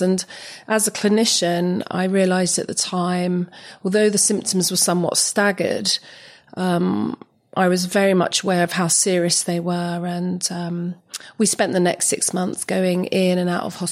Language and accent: English; London, United Kingdom; moved away as an adult; I was born and raised in West London